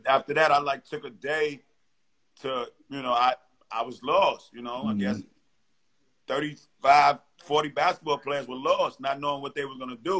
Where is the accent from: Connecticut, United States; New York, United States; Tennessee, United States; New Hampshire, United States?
New York, United States; New York City; moved away; also born or lived in Arkansas; I grew up on Burnside Avenue, you know, where Cedar Park is, man.